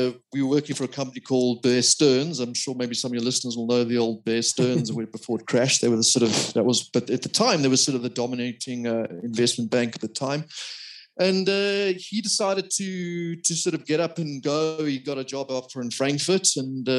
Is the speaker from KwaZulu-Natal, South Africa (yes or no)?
yes; Durban, KwaZulu-Natal, South Africa; now in Johannesburg, South Africa; I was born in Durban